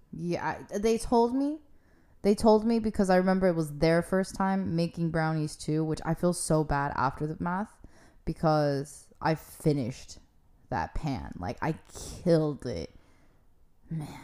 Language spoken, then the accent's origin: English; California, United States; I'm from California